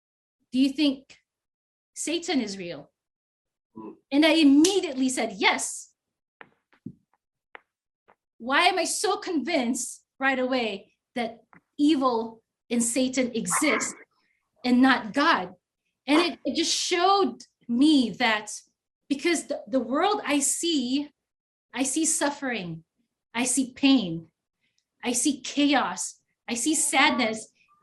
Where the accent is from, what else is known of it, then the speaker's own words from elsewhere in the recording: Philippines; now in United States; 20 years ago, I grew up in the States because I grew up in the Philippines and then I grew up in the States.